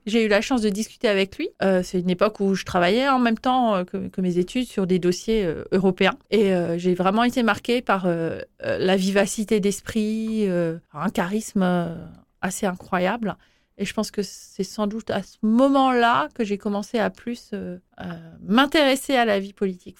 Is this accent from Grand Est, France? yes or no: yes; Schiltigheim, Grand Est, France; Je suis née à Schiltigheim